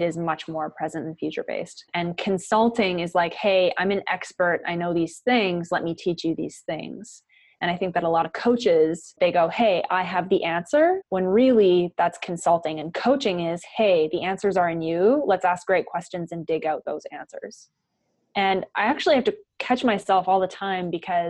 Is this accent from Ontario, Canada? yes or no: no; White Rock, British Columbia, Canada; moved away as an adult; also born or lived in Victoria, Canada; now in Dallas, United States; I'm from White Rock, which is like an hour south of Vancouver, Canada, little beach town